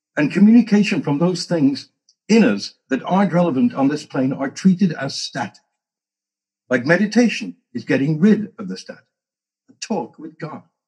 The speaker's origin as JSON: {"language": "English", "region": "England", "country": "United Kingdom", "moved": "yes", "said": "I came from England"}